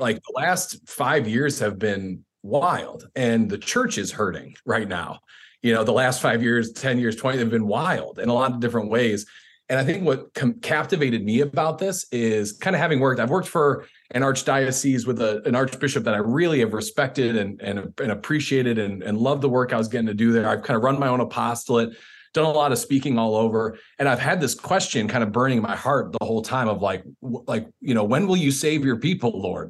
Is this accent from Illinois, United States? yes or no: yes; Chicago, Illinois, United States; moved away; I'm from Chicago originally